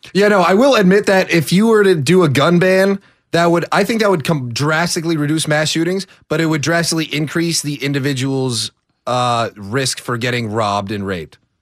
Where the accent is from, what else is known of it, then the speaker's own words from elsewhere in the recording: California, United States; I'm from California